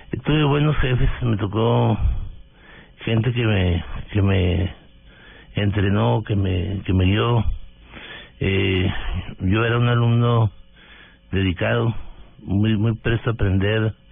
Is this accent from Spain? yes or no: no; Delicias, Chihuahua, Mexico; moved away as an adult; now in Bogotá, Colombia; norte de México, de Ciudad de Chihuahua. Es una población de 120 mil habitantes. Eh, crecí en, Delicias, estudiando en la escuela primaria local.